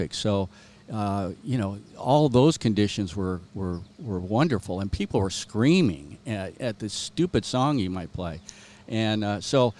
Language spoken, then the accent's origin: English; Southern California, United States; moved away as an adult; also born or lived in Spokane, Washington; I was born and raised in Southern California